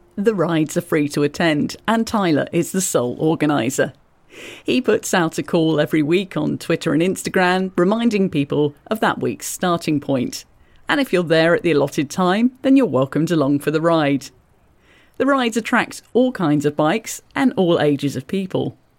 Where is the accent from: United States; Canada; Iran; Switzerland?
Canada; Ottawa, Ontario; I grew up in Ottawa. I've been here all my life